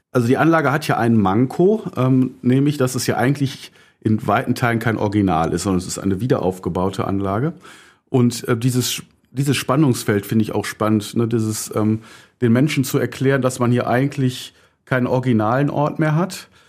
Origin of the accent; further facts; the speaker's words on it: Düsseldorf, North Rhine-Westphalia, Germany; komme ich aus dem Düsseldorfer Norden, gebürtig, aus Angermund und bin auf der Graf-Engelbert-Straße aufgewachsen